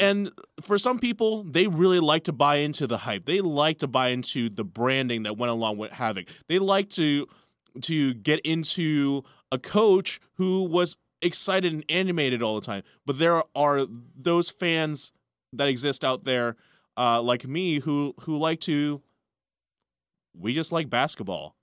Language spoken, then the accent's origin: English; Richmond, Virginia, United States; We're Richmond. We're from Virginia.